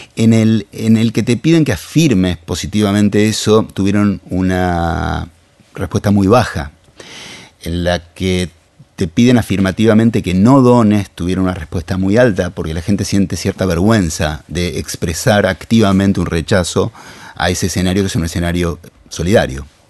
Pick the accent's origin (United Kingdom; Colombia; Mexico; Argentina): Argentina; somos Argentina